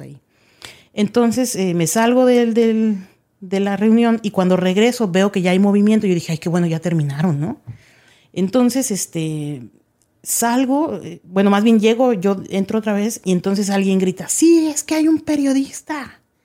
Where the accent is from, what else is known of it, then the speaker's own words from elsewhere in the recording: Mexico; moved away as an adult; also born or lived in Los Angeles, California / Mexicali; now in Dallas, United States; yo crecí en México, yo no volví a Estados Unidos hasta que estaba viviendo en Mexicali